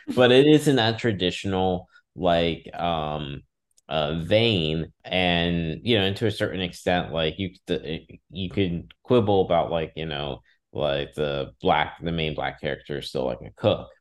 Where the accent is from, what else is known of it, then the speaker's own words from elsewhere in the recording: Orlando, Florida, United States; moved away; as someone who grew up in Orlando